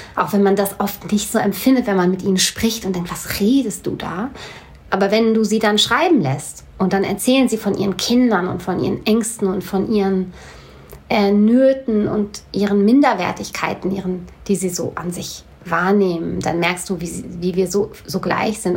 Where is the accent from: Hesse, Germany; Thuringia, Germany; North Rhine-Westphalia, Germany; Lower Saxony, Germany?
Hesse, Germany; Hanau; also born or lived in Bochum; bin in Bochum geboren ähm, und ich bin mit vier Jahren nach Hanau gekommen. Da bin ich aufgewachsen.